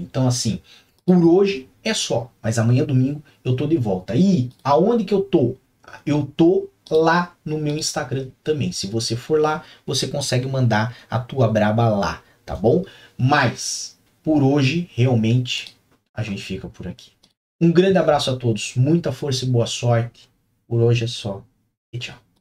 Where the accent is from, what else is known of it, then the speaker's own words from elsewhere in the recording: Curitiba, Paraná, Brazil; minha terra natal é Curitiba, é onde nasci